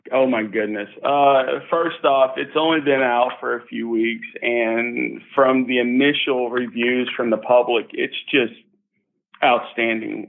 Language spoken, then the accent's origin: English; Lynchburg, Tennessee, United States; I grew up here in Lynchburg, Tennessee